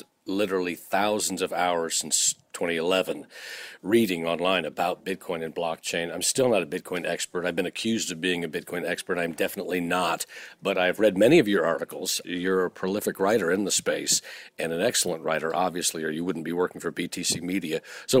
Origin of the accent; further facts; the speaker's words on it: United States; Of course, I'm an American